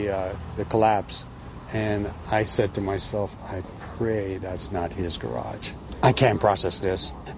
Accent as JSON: {"language": "English", "country": "Jamaica", "moved": "yes", "lives_now": "New York City, United States", "said": "we're both from Jamaica."}